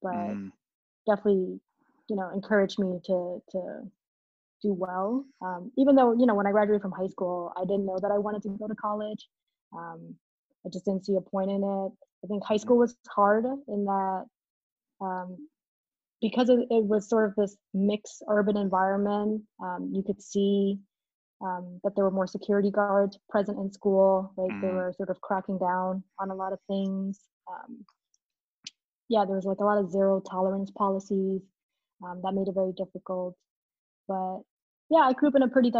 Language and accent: English; Allentown, Pennsylvania, United States; also born or lived in Saigon, Vietnam / Chicago; now in Atlanta, United States; I was born in Saigon, Vietnam. I immigrated when I was 6 years old. And then my family came to Allentown, Pennsylvania. And so that's sort of where I grew up, where I went to school